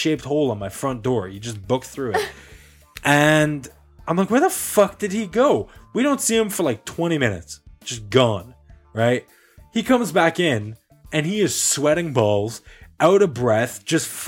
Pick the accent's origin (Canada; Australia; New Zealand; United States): Canada; we're Canadian